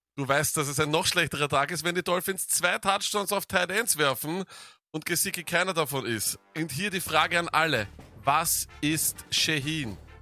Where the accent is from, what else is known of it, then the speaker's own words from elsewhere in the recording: Vienna, Austria; bei uns in Wien